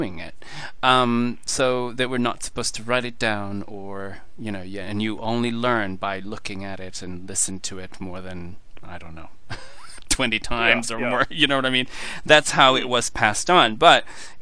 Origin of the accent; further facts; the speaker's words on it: Portugal; I'm from Portugal